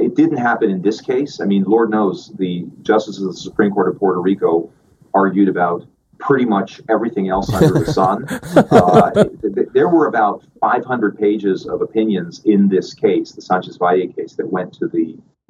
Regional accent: Paraguay; English is a second language; also born or lived in Spain / Chile / Venezuela; I was born in Spain, and my father was in the Foreign Service, and so I grew up in Paraguay, Chile, and Venezuela. So I'm bilingual in Spanish and English

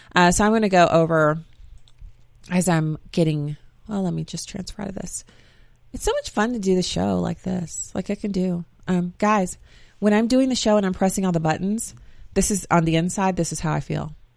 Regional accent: Germany; moved away; I grew up in Germany

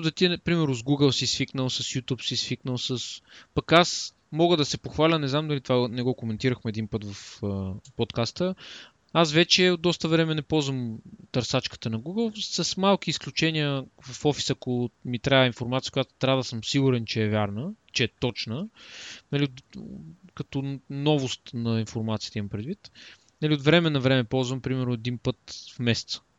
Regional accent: Bulgaria; ние сме българи.

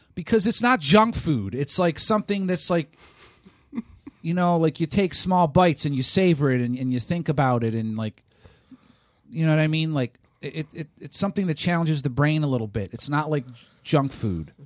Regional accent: Ohio, United States; moved away; I'm from Ohio originally

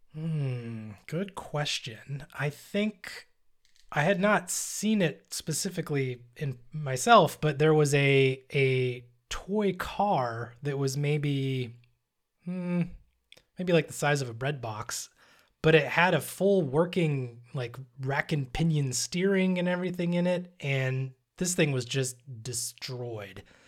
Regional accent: United States; I am American

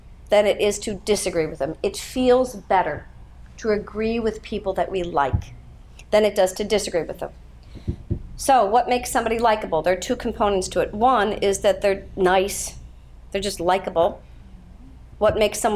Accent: Pittsburgh, Pennsylvania, United States; I grew up in Pittsburgh, Pennsylvania

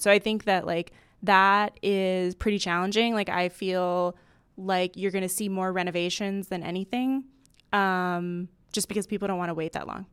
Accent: Miami, Florida, United States; I'm from Miami

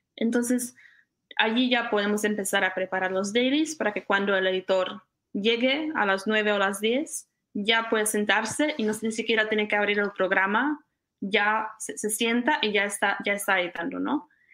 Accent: Czechia; moved away as an adult; also born or lived in Costa Rica / Connecticut; now in California, United States; yo cuando salí de República Checa iba a estudiar

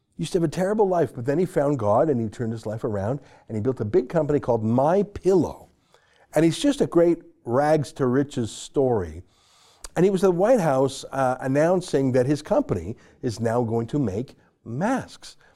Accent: Canada; as a Canadian

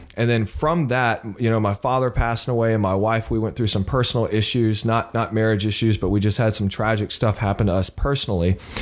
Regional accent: Beaumont, Texas, United States; moved away as an adult; also born or lived in Mississippi; now in New York, United States; I grew up in, uh, Southeast Texas in the Beaumont area and was born in Mississippi

